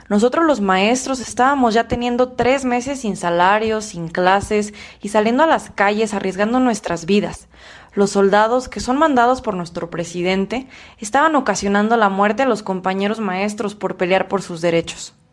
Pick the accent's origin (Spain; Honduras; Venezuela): Honduras; now in Mexico; Cuando nos vinimos de Honduras, ya tenía tratamiento psicológico a nosotros como padres que somos nos afecta, nos afecta gravemente. Ahorita que estamos acá en México, ella está ya tranquila.